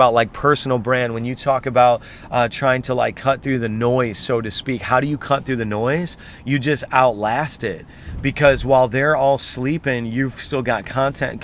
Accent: Indiana, United States; now in New York City, United States; I'm from Indiana

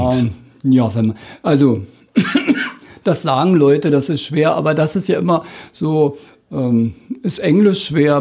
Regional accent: Spreewald, Lusatia, Brandenburg, Germany; accent: Spreewälder Mundart; moved away as an adult; also born or lived in Dissen; now in Cottbus, Germany; in meinem Heimatdorf weiß ich es ja genau, bis 1815 wurde praktisch nicht Deutsch gesprochen

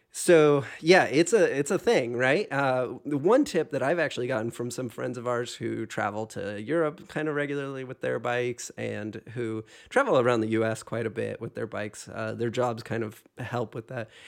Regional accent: Hawaii, United States; moved away; also born or lived in Pacific Northwest / Illinois; I grew up in Hawaii

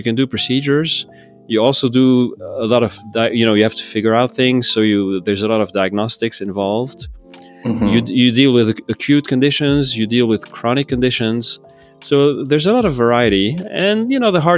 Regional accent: Lebanon; moved away as an adult; also born or lived in Texas, United States; now in San Francisco, United States; I'm originally from Lebanon. Mm-hmm. That's my country of origin. But I did move to Texas when I was, to go to college, actually, when I turned 18.

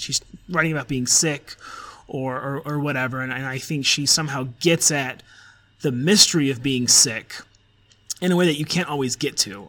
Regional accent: Colorado, United States; also born or lived in Oxford; you and I are both from Colorado, and we're from like just you know we're just from Nowheresville, Denver suburb satellites stuff

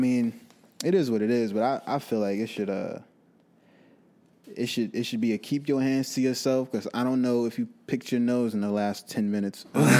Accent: the Bay Area, California, United States; I'm from the Bay

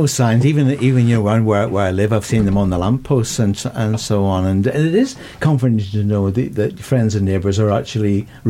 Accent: United Kingdom; Oh, we're British, you know. I have to be introduced.

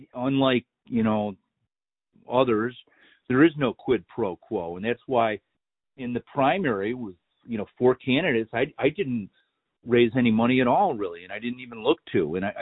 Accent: Illinois, United States; I came from Lake County, Illinois, which is renowned for wrongful convictions, better than any, better known than any other county in Illinois, maybe in America, for wrongful convictions.

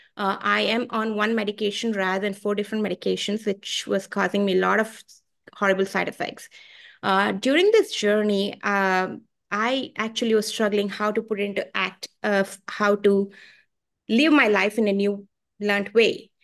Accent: Bangalore, Karnataka, India; moved away as an adult; now in Richmond; I come from India. I come from a place called Bangalore, India. I came here 20 years ago, and uh, I live in Richmond

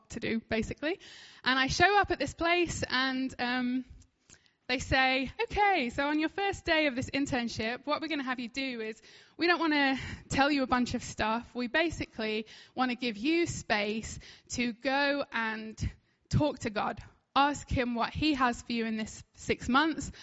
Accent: United Kingdom; I'm like British

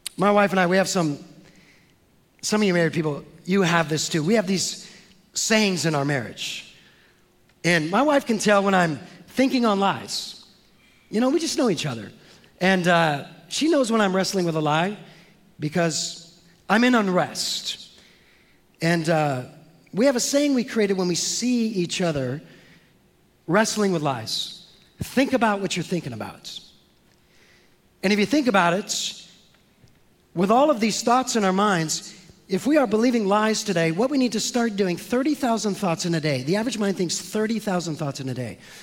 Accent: San Francisco, California, United States; I'm from San Francisco

